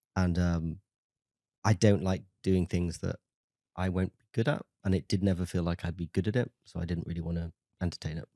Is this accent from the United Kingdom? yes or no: yes; Tenby, Wales, United Kingdom; I'm from a small town in South Wales called Temby